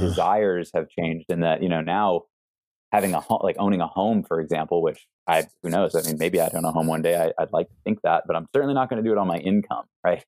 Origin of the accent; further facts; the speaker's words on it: East Coast, United States; moved away; growing up on the East Coast